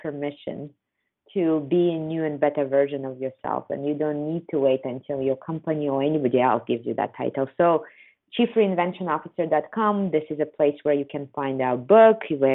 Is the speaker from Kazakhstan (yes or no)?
yes; Kazakhstan; I come from Kazakhstan